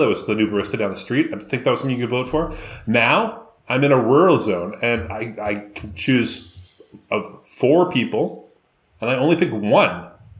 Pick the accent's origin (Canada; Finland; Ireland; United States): Canada; Vancouver, British Columbia; I come from Vancouver